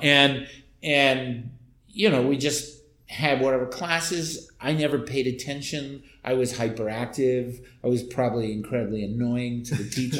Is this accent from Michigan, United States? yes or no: yes; Ann Arbor, Michigan, United States; also born or lived in Massachusetts / East Pakistan (Bangladesh); I grew up in Ann Arbor, which was a very liberal college town in the Midwest